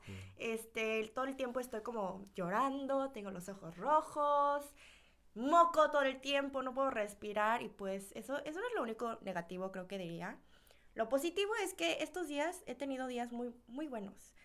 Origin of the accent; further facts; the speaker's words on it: Mexico; moved away as an adult; now in South Korea; sí vivía ahí por 18 años